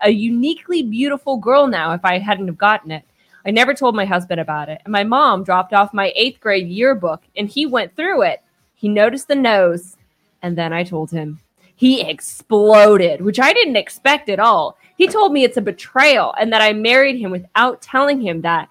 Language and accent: English; Kansas, United States; I'm from Kansas